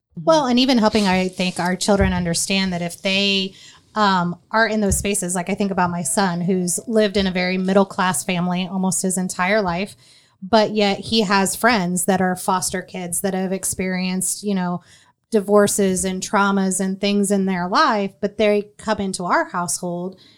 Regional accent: Marion, United States; also born or lived in North Carolina; I shared growing up in Marion

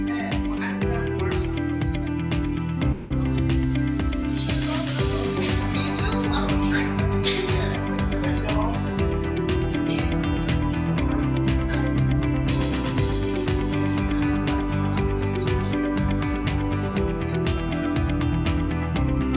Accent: the South, United States; I'm from the South, so I'll say gooder and gooder

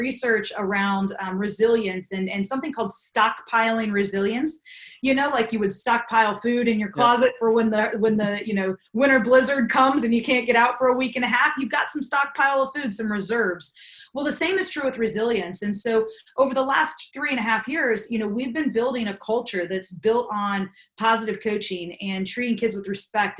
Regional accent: East Coast, United States; I'm from the East Coast. I can talk fast

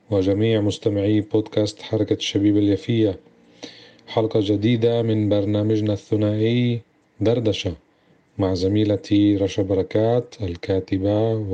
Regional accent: Palestine; إحنا كعرب فلسطينيين بنواجه هاي الصعوبات وهاي الملاحقات منذ عشرات السنين

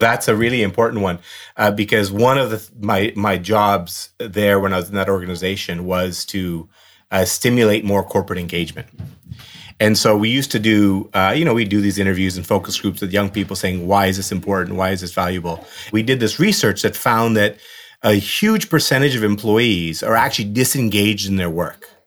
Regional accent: Burnaby, British Columbia, Canada; also born or lived in Dar es Salaam, Tanzania; I, you know, grew up in the West Coast of Canada and in Burnaby and had a great childhood

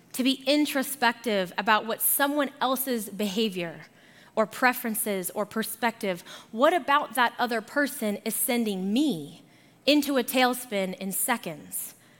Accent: Arizona, United States; moved away as an adult; also born or lived in Boulder, Colorado; now in Colorado, United States; So, I am originally from Arizona, and I moved here for my undergrad at CU Boulder.

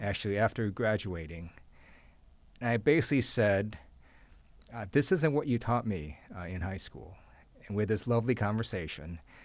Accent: Ohio, United States; moved away; also born or lived in Taiwan / Guam; I grew up in Ohio

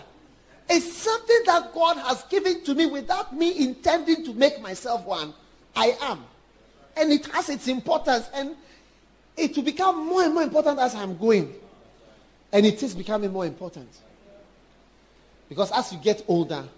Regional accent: Ashanti, Ghana; I'm a Ghanaian. I never knew I was a Ghanaian and what it means. Then suddenly you realize, I am an Ashanti.

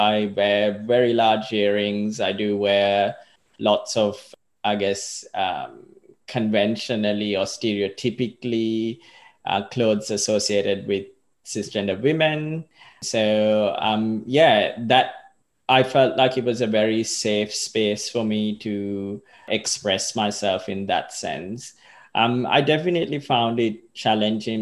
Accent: Sri Lanka; moved away as an adult; also born or lived in Australia / Melbourne / Perth; now in Far North Queensland, Australia; I was born in Australia, but I grew up in Sri Lanka

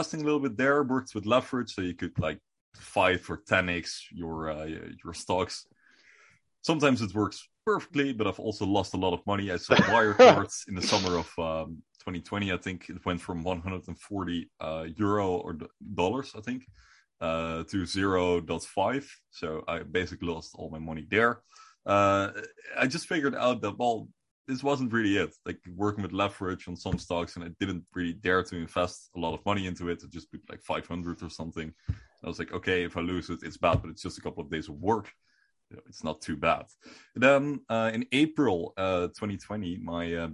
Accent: Netherlands; first language Dutch; English is a second language

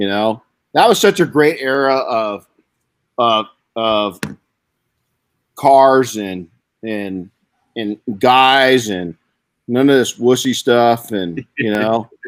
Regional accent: Southern California, United States; growing up in Southern California

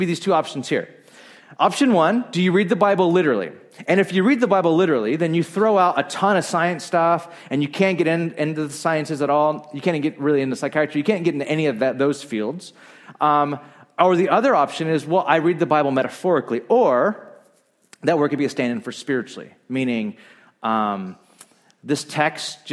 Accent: Bakersfield, California, United States; I grew up in Bakersfield, a very conservative, great town

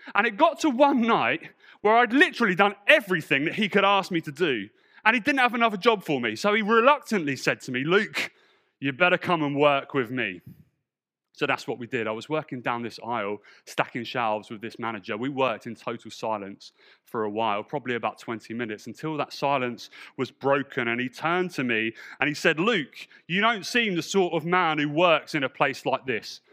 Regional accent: Portsmouth, South East England, United Kingdom; also born or lived in London; my church back in Portsmouth

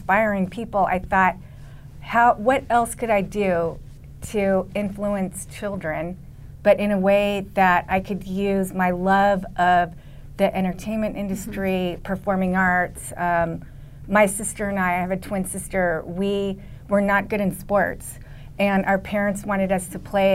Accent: Los Angeles, California, United States; I was born in Los Angeles

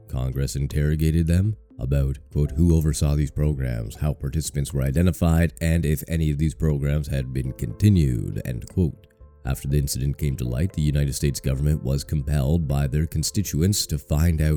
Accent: Canada; I'm from Canada.

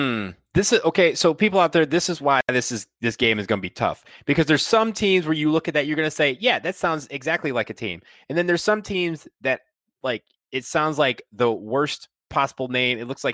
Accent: Michigan, United States; if they named it after the Flint Tropics, I would have said that it was a real team paying homage to my home state

